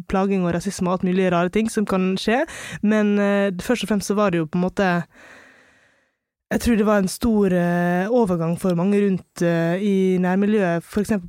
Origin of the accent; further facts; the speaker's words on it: Longva, Møre og Romsdal, Norway; also born or lived in India; Jeg kommer fra India, altså en by som hadde 14 millioner innbyggere, til Longva, som er 500 innbyggere. Og det var jo klart at eh, jeg var den første brune på øya.